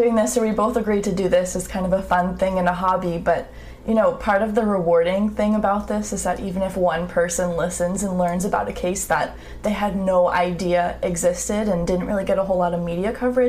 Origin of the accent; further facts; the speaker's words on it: New York City, New York, United States; Brooklyn in the 90s, because we're from Brooklyn.